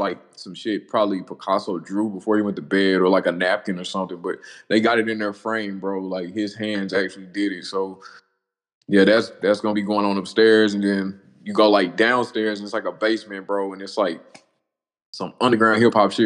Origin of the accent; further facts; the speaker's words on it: Dallas, Texas, United States; moved away as an adult; now in Tyler, United States; I was born in Tyler, but I grew up in Dallas